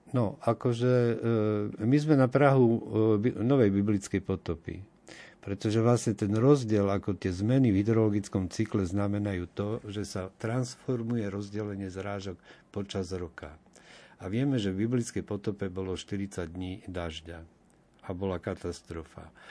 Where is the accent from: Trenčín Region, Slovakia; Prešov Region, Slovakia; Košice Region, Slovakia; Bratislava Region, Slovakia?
Košice Region, Slovakia; Košice; ja som z Košic